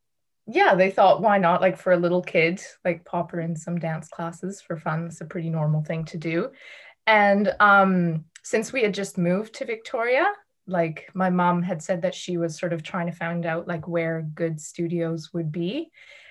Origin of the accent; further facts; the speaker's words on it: Amsterdam, North Holland, Netherlands; born there; also born or lived in Toronto; Well, I was born in Amsterdam. My mom's Dutch and my dad's Canadian. And I lived in Toronto for a little bit when I was little.